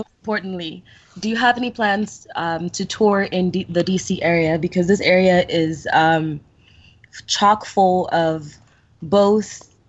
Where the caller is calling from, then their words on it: Washington metropolitan area, United States; Hi, it's … calling from the DMV.